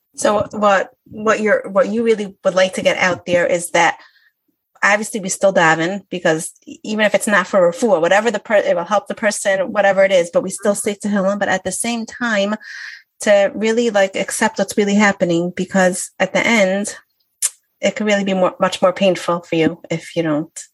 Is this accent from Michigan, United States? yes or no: yes; Detroit, Michigan, United States; moved away; I'm from out of town. I'm from Detroit